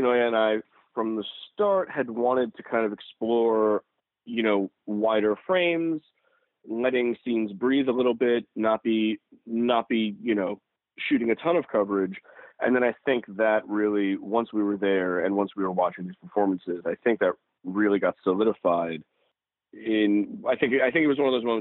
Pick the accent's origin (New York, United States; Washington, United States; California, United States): New York, United States; New York City; I grew up in New York City.